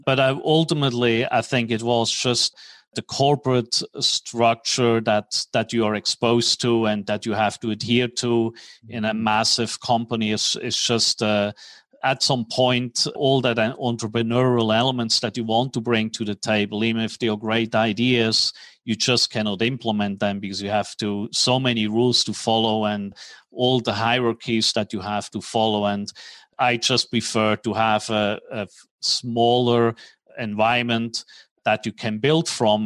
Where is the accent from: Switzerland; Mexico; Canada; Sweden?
Switzerland; moved away as an adult; also born or lived in New York / Tokyo / Hong Kong; now in Dallas, United States; I'm originally from Switzerland. Grew up in Switzerland